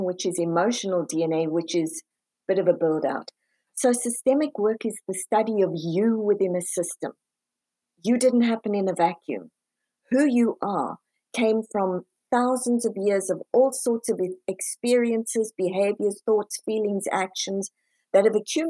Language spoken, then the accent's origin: English; South Africa; now in United States; I'm originally from South Africa, moved over to the US